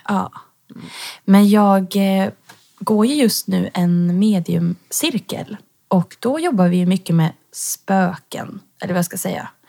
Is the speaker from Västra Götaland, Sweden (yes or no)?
yes; Tidan, Västra Götaland, Sweden; now in Stockholm, Sweden; jag bor i Stockholm just nu men jag kommer ifrån Tidan som är en liten bonnahöla utanför Skövde